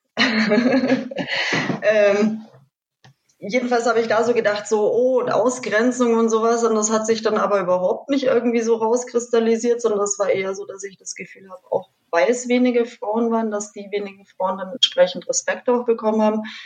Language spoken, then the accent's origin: German; Munich, Bavaria, Germany; ich bin gar nicht aus der Ecke, ich bin aus München.